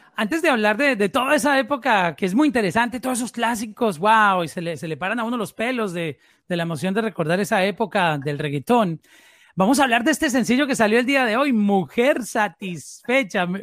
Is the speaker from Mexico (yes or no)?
no; Colombia; somos en Colombia, porque soy colombiano